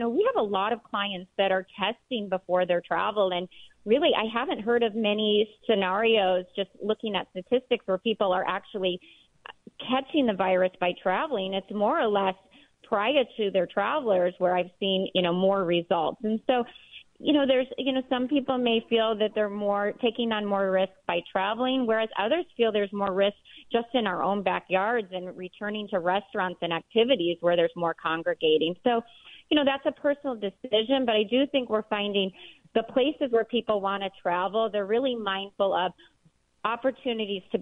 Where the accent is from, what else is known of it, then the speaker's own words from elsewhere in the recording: near Starved Rock, Illinois, United States; It actually is very close to my hometown where I was raised